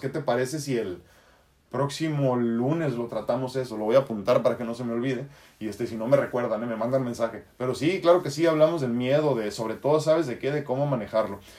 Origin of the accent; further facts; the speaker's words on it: Tijuana, Baja California, Mexico; accent: norteño; also born or lived in San Diego, California, United States; yo he vivido toda mi vida entre San Diego y Tijuana. Digo, si eso te sirve, ¿no? San Diego, California, y Tijuana, Baja California, México, Estados Unidos. Por eso tengo un acento norteñón